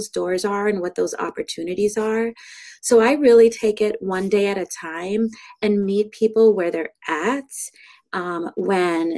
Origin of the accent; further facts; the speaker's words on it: Pompano Beach, Florida, United States; moved away as an adult; now in Appleton, United States; I'm originally from Florida, Pompano Beach, Florida, which is just north of Fort Lauderdale. And I moved up to the Appleton, Wisconsin area when I was 19 years old